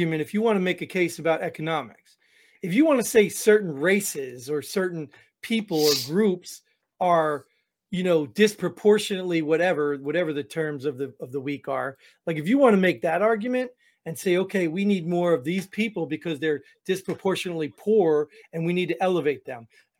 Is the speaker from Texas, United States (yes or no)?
no; New Jersey, United States; I grew up in New Jersey